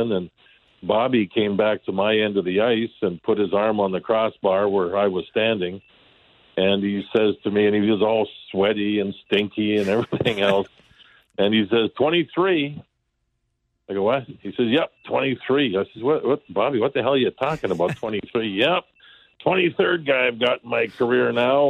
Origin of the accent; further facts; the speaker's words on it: Calgary, Alberta, Canada; moved away as an adult; I was 19 years old, and I came from Calgary, Alberta.